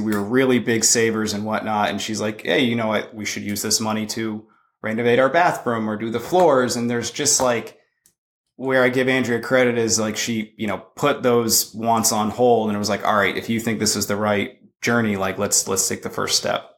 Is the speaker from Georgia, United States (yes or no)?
no; Boston, Massachusetts, United States; moved away as an adult; also born or lived in California / Knoxville, Tennessee; I'm originally from Boston.